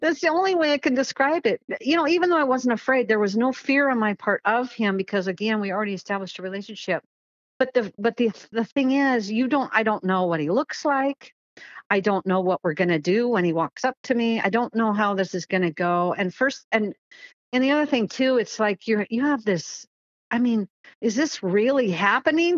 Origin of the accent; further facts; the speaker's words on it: Kent, Washington, United States; So I grew up in Washington State and I grew up in Kent